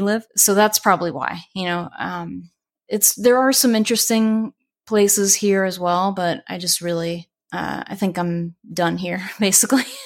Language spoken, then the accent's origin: English; Long Island, New York, United States; now in Florida, United States; I used to actually take the train in from Long Island all the time when I was a kid